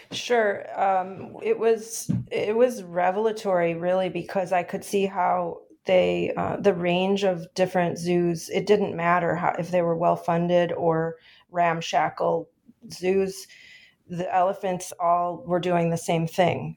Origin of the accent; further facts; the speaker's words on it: Chicago, Illinois, United States; I grew up here in Chicago